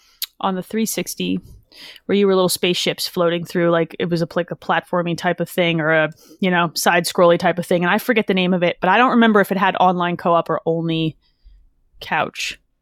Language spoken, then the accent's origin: English; New Jersey, United States; I'm a Jersey girl.